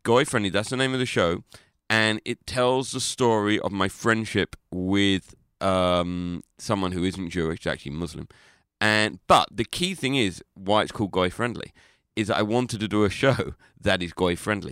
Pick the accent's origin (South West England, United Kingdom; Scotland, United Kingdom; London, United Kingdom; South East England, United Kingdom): London, United Kingdom; I'm from London